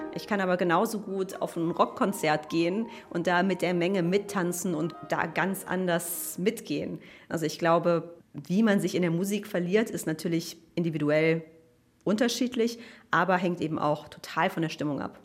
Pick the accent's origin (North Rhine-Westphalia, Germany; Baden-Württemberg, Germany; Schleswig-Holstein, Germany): North Rhine-Westphalia, Germany; Cologne; ich komme aus Köln